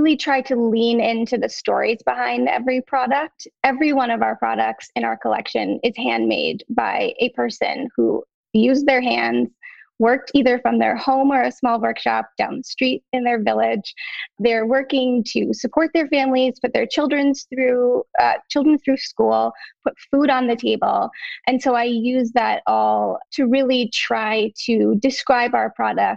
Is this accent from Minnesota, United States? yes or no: yes; Minnesota, United States; moved away as an adult; now in New York, United States; I grew up in Minnesota, very close to Iowa.